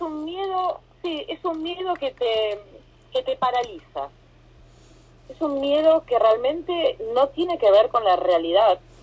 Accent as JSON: {"language": "Spanish", "country": "Argentina", "also_born_or_lived": "Costa Rica", "moved": "as an adult", "lives_now": "Miami, United States", "said": "soy argentina, viviendo en Miami hace 6 años. Me fui de Argentina hace 7, viví en Costa Rica dos años primero"}